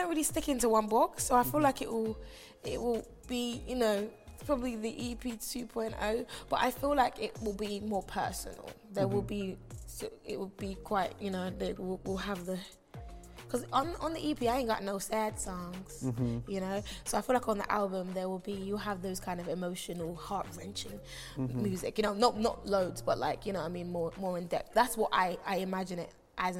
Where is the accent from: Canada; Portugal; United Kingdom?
United Kingdom; London; also born or lived in Kingston, Jamaica; But also the fact that I actually came here when I was 5. So I've lived in London for many years, and I'm also a Londoner, you know